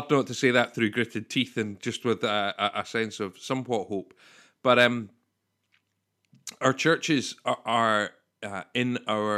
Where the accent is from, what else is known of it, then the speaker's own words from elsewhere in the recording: Scotland, United Kingdom; we're Scottish